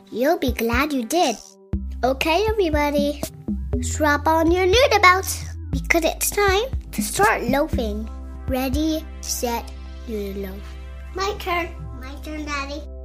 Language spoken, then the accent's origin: English; North Carolina, United States; from North Carolina. And, and I'm five years old